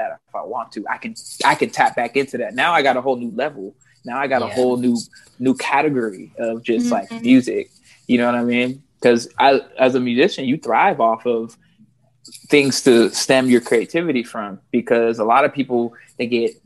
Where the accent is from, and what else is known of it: Fresno, California, United States; born or raised there; moved away as an adult; also born or lived in Santa Monica, California